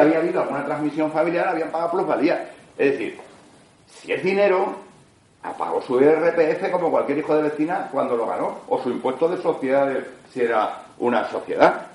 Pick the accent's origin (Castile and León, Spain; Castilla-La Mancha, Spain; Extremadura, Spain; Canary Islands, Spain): Extremadura, Spain; los extremeños somos los em, españoles con la mayor presión fiscal que hay en España